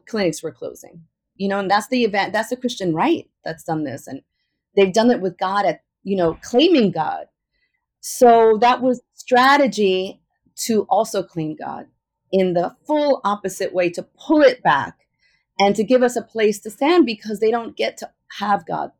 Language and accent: English; New York, United States; I am a native New Yorker and Ecuadorian